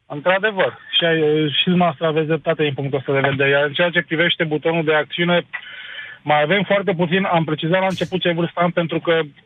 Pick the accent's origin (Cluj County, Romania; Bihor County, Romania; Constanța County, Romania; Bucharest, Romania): Bucharest, Romania; am 47 de ani, sunt din București